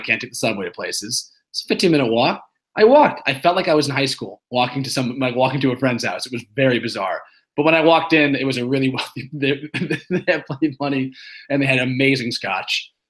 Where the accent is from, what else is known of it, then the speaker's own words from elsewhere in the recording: Shaker Heights, Ohio, United States; also born or lived in Brooklyn, New York; now in Scarsdale, United States; I moved from Brooklyn to Scarsdale, New York, which is sort of like Shaker Heights where we grew up, but outside of New York in Westchester.